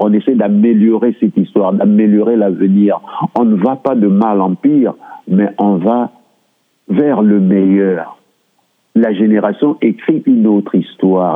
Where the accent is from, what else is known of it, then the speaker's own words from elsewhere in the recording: Republic of the Congo; moved away as an adult; now in Surrey, Canada; Je suis du Congo-Brazzaville et je suis arrivé au Canada en 2001